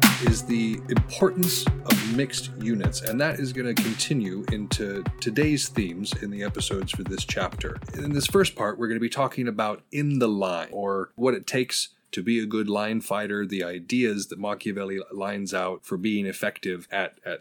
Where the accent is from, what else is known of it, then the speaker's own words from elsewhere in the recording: White Pine, Montana, United States; I grew up in White Pine, Montana